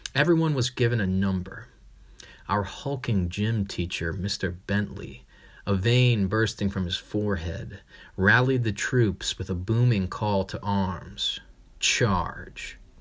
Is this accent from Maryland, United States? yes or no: yes; Frederick, Maryland, United States; just outside of my hometown, Frederick